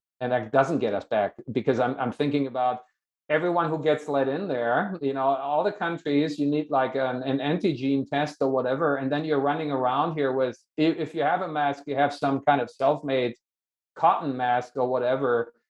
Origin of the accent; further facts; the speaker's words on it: United States; only because I'm also American and I teach here, I was allowed to come back